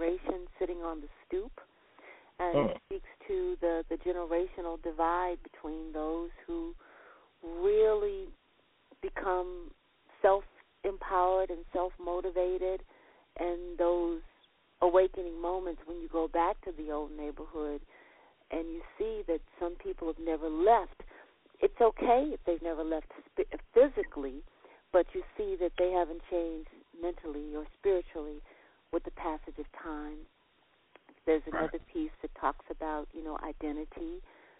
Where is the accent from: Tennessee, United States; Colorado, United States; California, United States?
Tennessee, United States; Nashville; I was born in Nashville, Tennessee